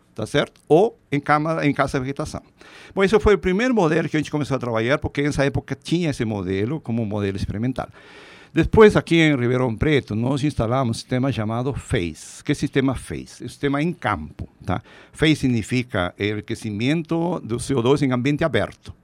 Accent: Peru; Portuguese is a second language; moved away as an adult; also born or lived in Lima, Peru / Viçosa, Minas Gerais, Brazil; now in São Paulo, Brazil; na minha cidade natal, lá no Peru

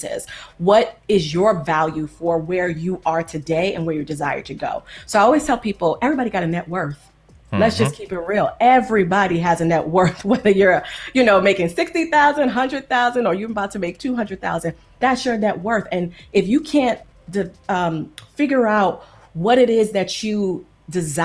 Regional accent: New York City, New York, United States; moved away as an adult; also born or lived in Long Island; now in California, United States; I grew up in New York City, in New York and in Long Island

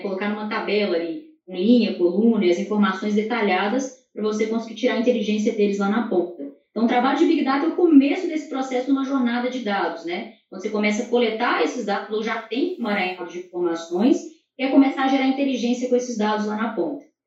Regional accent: Minas Gerais, Brazil; como boa mineira

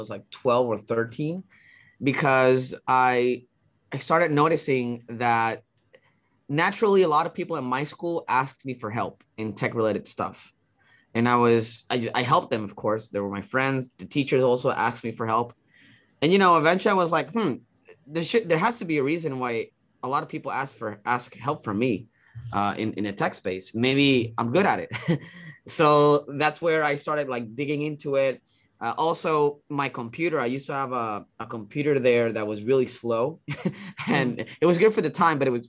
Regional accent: Cidra, Puerto Rico; I grew up in a small town called Sidra, which is a municipality here in Puerto Rico.

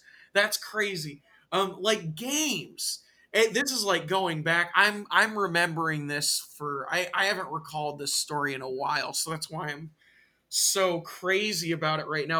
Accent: Tacoma, Washington, United States; also born or lived in Bishop, California; we eventually moved to Tacoma

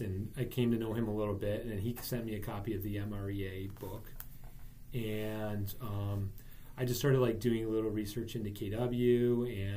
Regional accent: New Berlin, Wisconsin, United States; I grew up in New Berlin

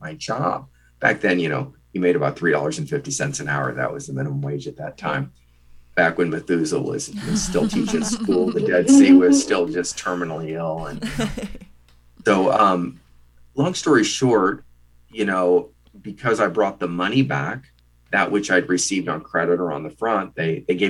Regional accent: Midwest, United States; a Midwestern boy from a small town of, you know, 13,125

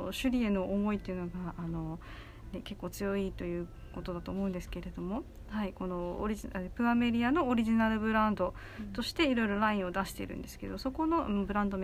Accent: Naha, Okinawa, Japan; 私も那覇出身なんですけど全然首里ではあのないんですけど

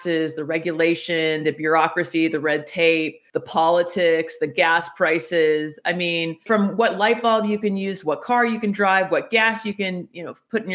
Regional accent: United States

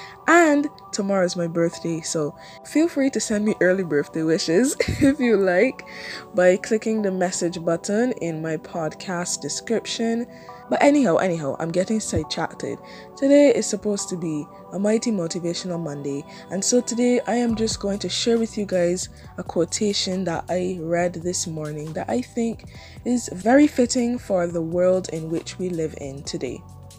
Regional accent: Barbados; I love Barbados so much, it's my home country

